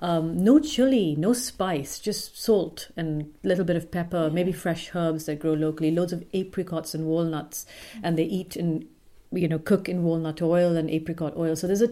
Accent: Pakistan; born or raised there; moved away as an adult; now in United Kingdom

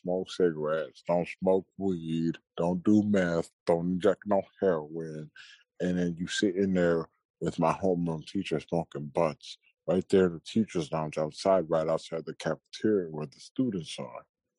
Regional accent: Boston, Massachusetts, United States; born there; also born or lived in Florida; Oh yeah, I was born in Boston, but like from like third grade to like seventh grade

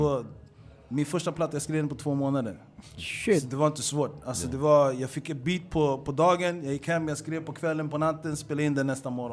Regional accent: Stockholm, Stockholm County, Sweden; Hässelby är en arbetarklassförort, i alla fall där jag växte upp

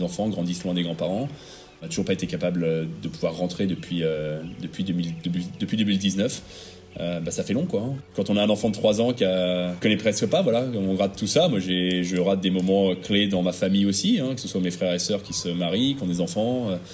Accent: France; moved away as an adult

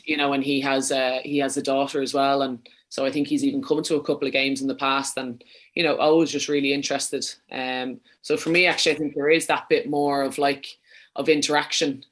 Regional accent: Wicklow, Leinster, Ireland; accent: a bit too much of a Dublin accent; moved away as an adult; also born or lived in Dublin / Sweden / London; now in Birmingham, United Kingdom; I'm from Wicklow.

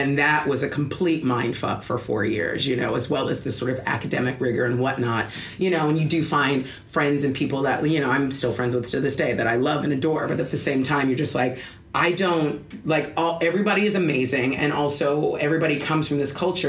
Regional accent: Los Angeles, California, United States; growing up in Los Angeles, like everything around it is the backlot of Hollywood

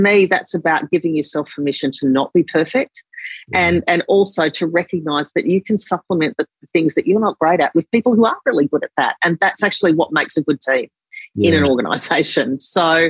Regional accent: Sydney, New South Wales, Australia; I grew up in Lane Cove.

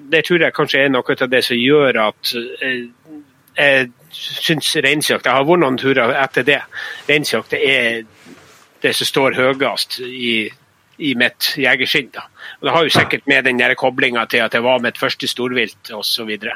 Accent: Northern Norway, Norway; also born or lived in Østerdalen

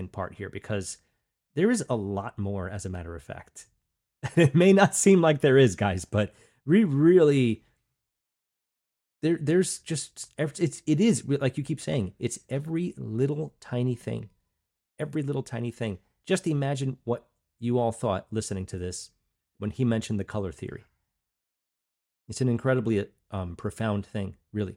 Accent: Long Island, New York, United States; I came from Long Island, that's where I grew up, Long Island, New York

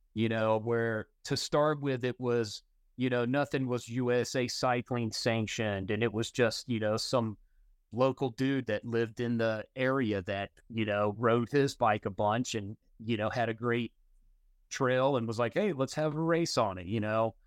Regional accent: North Carolina, United States; I grew up in Carolina

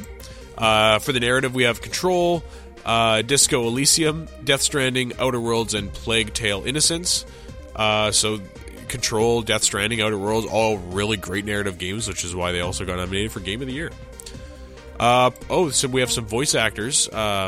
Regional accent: Canada; I'm Canadian

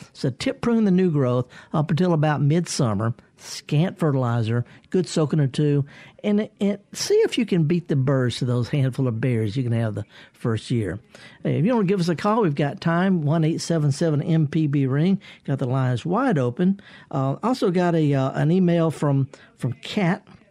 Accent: Mississippi Delta, United States; I, am from there. I flunked out of Mississippi Delta Junior College

